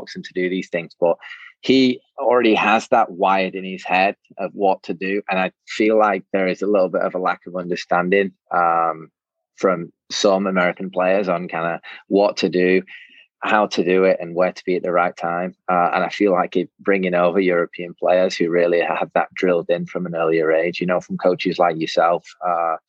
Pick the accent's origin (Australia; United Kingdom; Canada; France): United Kingdom; England; now in United States; growing up in England